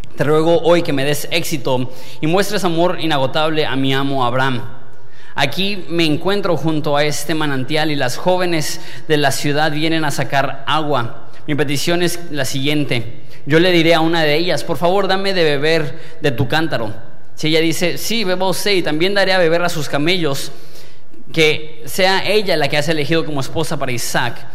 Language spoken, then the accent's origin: Spanish; Mexico; yo soy mexicano